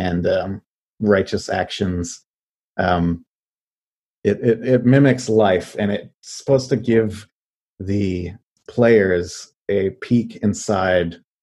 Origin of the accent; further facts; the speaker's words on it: Western New York, United States; moved away; also born or lived in Buffalo, New York; I was born and raised in Western New York. And so I lived in Buffalo for a little while